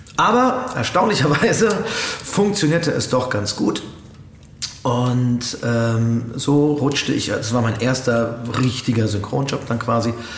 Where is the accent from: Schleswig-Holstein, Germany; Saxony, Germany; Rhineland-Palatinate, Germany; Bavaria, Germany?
Bavaria, Germany; Coburg; in meiner Heimatstadt gedreht, in Coburg